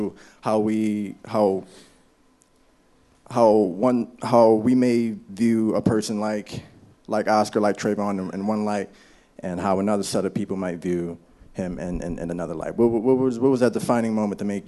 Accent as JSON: {"language": "English", "town": "Baltimore", "region": "Maryland", "country": "United States", "said": "I'm from Baltimore"}